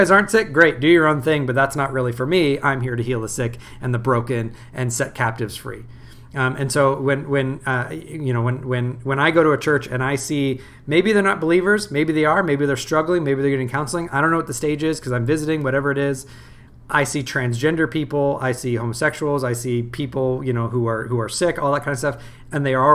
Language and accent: English; United States; I'm thoroughly American